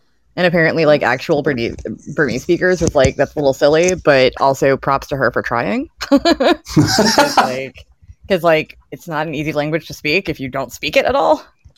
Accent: Raleigh, North Carolina, United States; accent: fairly middle-of-the-road accent; But I also grew up in North Carolina, but I grew up in Raleigh, and Raleigh has a lot of transplants. So, like, mm-hmm. I had people from all over the country at my schools and things, and I just ended up kind of with this fairly middle-of-the-road accent.

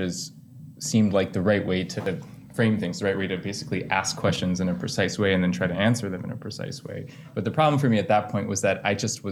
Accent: Chicago, Illinois, United States; also born or lived in Connecticut; I was born in Connecticut, but I grew up mostly in Chicago.

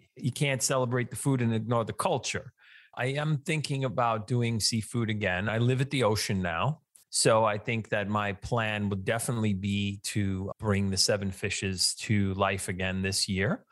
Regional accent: New York City, New York, United States; I grew up in Staten Island, which I think has the highest percentage of people with Italian heritage anywhere other than Italy

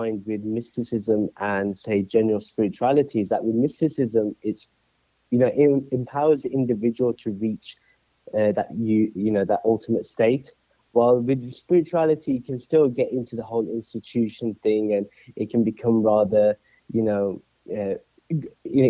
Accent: Birmingham, West Midlands, United Kingdom; moved away as an adult; now in Atlanta, United States; I'm originally from Birmingham, UK, United Kingdom, and I moved over here to the States in December 2017

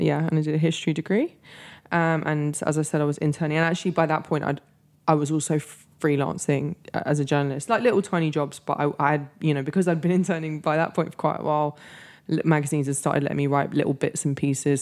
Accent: London, United Kingdom; moved away as an adult; also born or lived in Los Angeles, United States / New York, United States / Mexico City, Mexico; I grew up in London

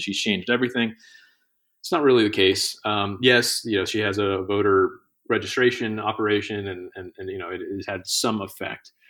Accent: Johns Creek, Georgia, United States; my hometown is, is called Johns Creek

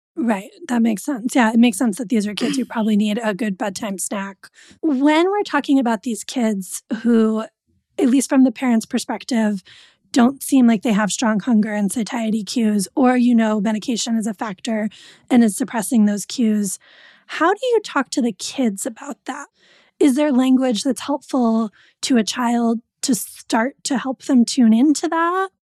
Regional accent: New England, United States; I grew up in New England.

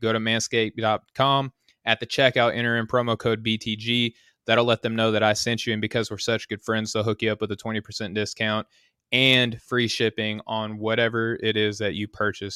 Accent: Arkansas, United States; I'm from Arkansas

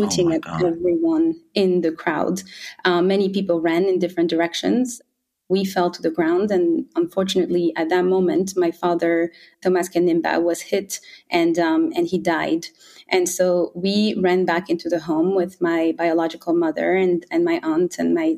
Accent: Rwanda; I was born in Rwanda in 1993

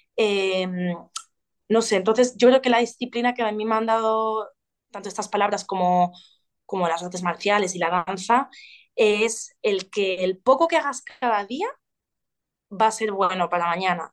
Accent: Ibiza, Balearic Islands, Spain; now in Valencia, Spain; como nací en una isla, bueno, crecí en una isla, en Ibiza, al estar aislados los, ibicencos mm, viajamos mucho

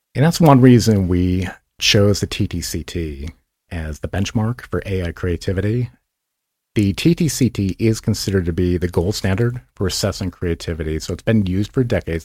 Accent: Massachusetts, United States; moved away; Grew up in Massachusetts, and my parents owned a car dealership

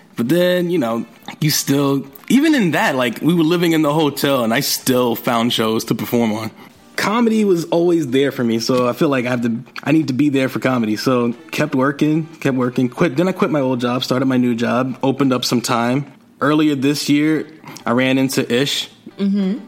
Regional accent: New York City, New York, United States; I'm from Jamaica, Queens

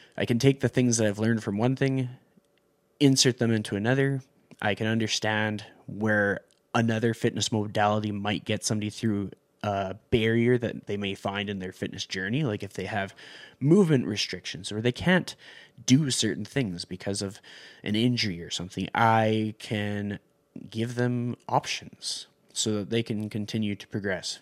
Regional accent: Canada; I'm from Canada

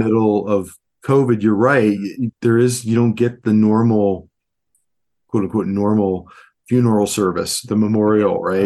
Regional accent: Cleveland, Ohio, United States; moved away; also born or lived in New York City; I'm from Cleveland, Ohio

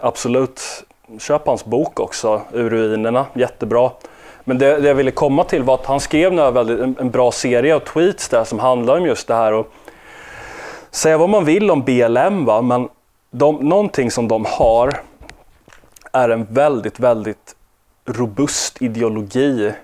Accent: Sweden; oss som är svenskar

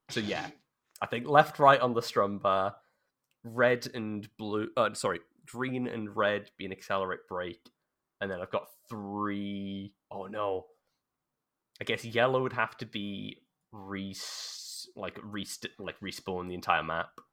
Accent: South Wales, United Kingdom; I'm from South Wales

